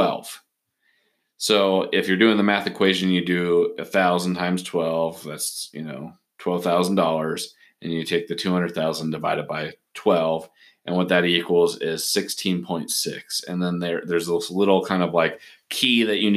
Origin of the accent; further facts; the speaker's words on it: Portland, Oregon, United States; moved away; I'm originally from Portland, Oregon.